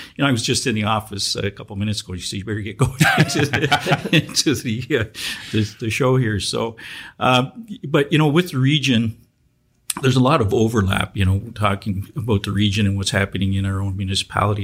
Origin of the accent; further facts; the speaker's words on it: Welland, Ontario, Canada; growing up in Welland, uh, you know, I learned little, little, bits and pieces of French uh, through my friends.